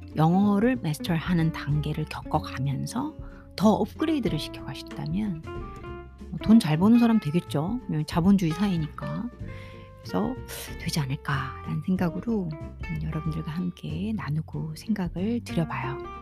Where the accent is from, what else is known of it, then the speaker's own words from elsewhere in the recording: South Korea; 한국인으로서 한국 교육장 안에서 한국 교육 안에서어 특별한 사교육과 학원 교육 없이